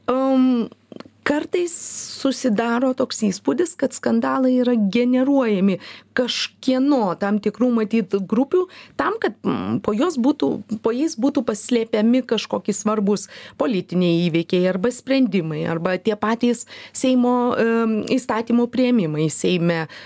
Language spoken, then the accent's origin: Lithuanian; Lithuania; Labai dažnai mes lietuviai patys save įvardiname kaip pernelyg ka kad esame pernelyg kantrūs